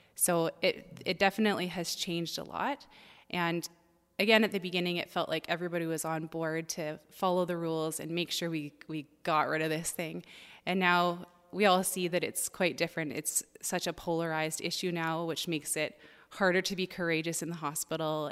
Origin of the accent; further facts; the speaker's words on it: Ontario, Canada; now in Langley, Canada; I'm originally from Ontario